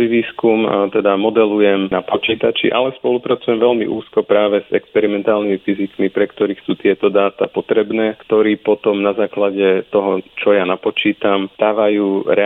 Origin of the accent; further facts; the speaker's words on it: Bratislava, Bratislava Region, Slovakia; moved away as an adult; also born or lived in New Zealand; now in Groningen, Netherlands; pochádzam z Bratislavy.